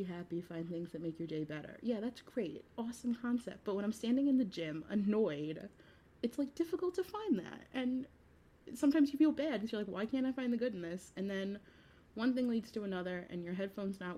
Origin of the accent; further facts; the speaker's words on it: New York, United States; as a New Yorker